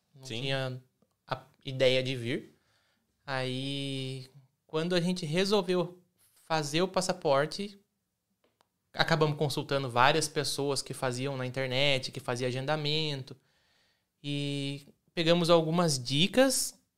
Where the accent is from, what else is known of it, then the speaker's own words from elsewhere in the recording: Rio Claro, São Paulo, Brazil; moved away as an adult; also born or lived in Paulínia; now in Italy; Mas cresci em Rio Claro. fui com nove meses, se eu não me engano, para Rio Claro.